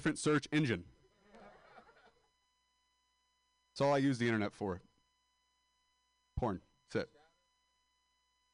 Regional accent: Modesto, California, United States; moved away

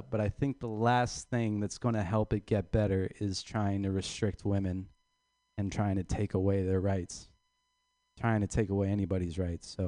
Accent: Ireland

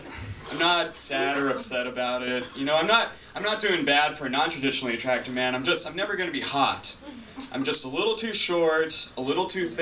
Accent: Eugene, Oregon, United States; No, really, I'm from down south. I'm from Eugene.

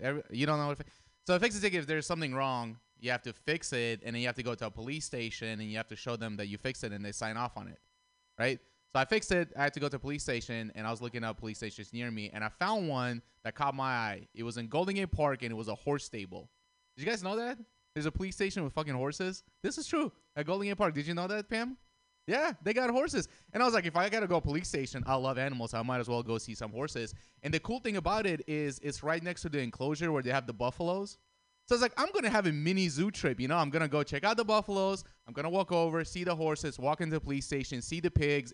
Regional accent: Russia; moved away; I grew up in Russia.

